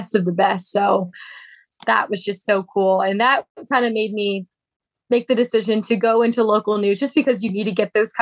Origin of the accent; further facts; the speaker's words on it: Baltimore, Maryland, United States; I got to live at home, report on my hometown team